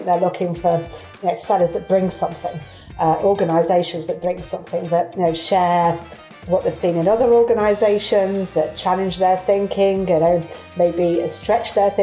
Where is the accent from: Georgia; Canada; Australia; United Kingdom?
United Kingdom; Derbyshire, East Midlands; moved away as an adult; also born or lived in Singapore; now in United States; from Derbyshire, for if you're trying to locate that accent there.